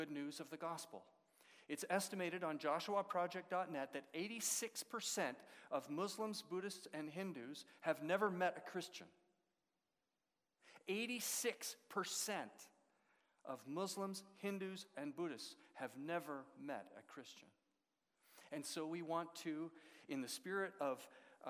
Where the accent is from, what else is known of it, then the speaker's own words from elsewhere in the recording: Edmonton, Alberta, Canada; moved away as an adult; also born or lived in Russia; now in London, Canada; I grew up in Edmonton